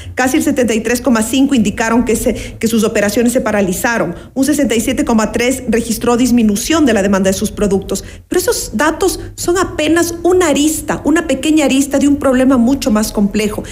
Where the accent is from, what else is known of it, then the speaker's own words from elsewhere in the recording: Ecuador; como ecuatorianos y ecuatorianas